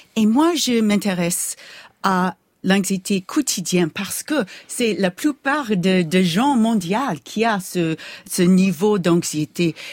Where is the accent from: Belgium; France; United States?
United States; accent: American; French is a second language; mon accent américain